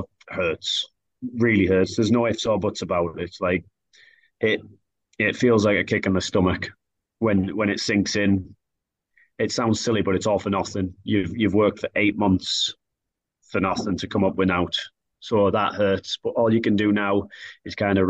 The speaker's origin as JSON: {"language": "English", "town": "Billingham", "region": "North East England", "country": "United Kingdom", "tie": "born or raised there", "moved": "yes", "lives_now": "Sheffield, United Kingdom", "said": "I'm from the Northeast. I'm proud to be from Billingham."}